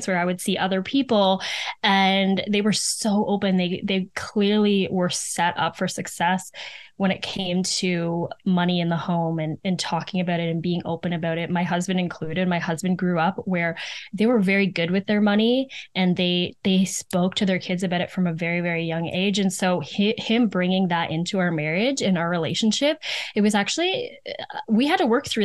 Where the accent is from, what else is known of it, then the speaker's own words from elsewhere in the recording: Muskoka, Ontario, Canada; I grew up in Muskoka